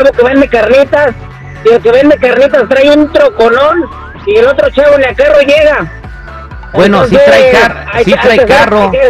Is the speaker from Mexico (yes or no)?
yes; León, Guanajuato, Mexico; eh, yo soy de León, Guanajuato, pero eh, yo he mirado chavos que, que se la parten estudiando